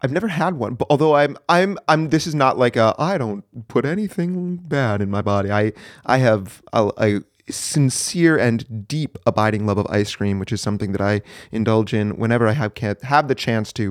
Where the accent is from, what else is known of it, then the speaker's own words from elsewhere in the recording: New Hampshire, United States; moved away as an adult; I was born and raised in the, in the good old Granite State. That would be New Hampshire